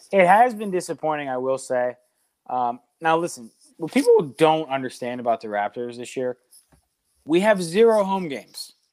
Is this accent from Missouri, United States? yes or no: no; Pittsburgh, Pennsylvania, United States; growing up in Pittsburgh